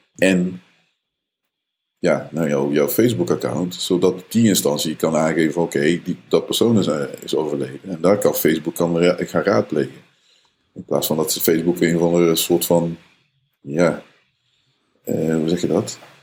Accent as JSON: {"language": "Dutch", "country": "Netherlands", "said": "Als Nederlanders"}